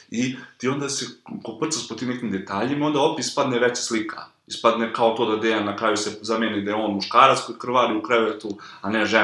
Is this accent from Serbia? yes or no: yes; Kragujevac, Šumadija, Serbia; moved away; also born or lived in Belgrade; ja sam imao podršku roditelja, oni su mi plaćali stan u Beogradu, ja sam bio izmešten iz Kragovica